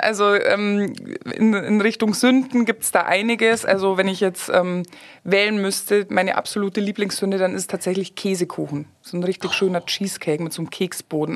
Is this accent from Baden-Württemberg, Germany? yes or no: no; Garmisch-Partenkirchen, Bavaria, Germany; moved away as an adult; now in Kitzbühel, Austria; ich bin, äh, geboren und aufgewachsen in Garmisch-Partenkirchen